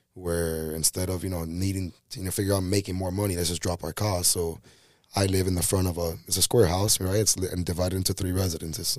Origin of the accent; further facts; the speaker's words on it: Miami, Florida, United States; I'm from Miami original back in the day. You know, yeah. Like I was born and raised here